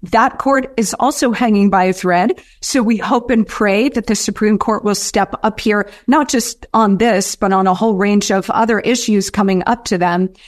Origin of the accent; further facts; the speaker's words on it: United States; we as the American people